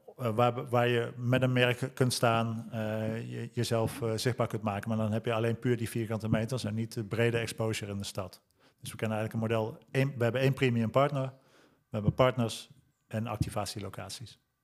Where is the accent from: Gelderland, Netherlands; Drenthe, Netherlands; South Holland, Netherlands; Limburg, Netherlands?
Gelderland, Netherlands; Lent; ik ben geboren en getogen in Lent